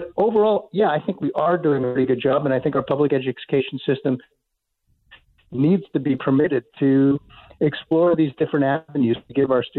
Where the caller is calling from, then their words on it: Chile; I am down at the bottom of the earth in Chile.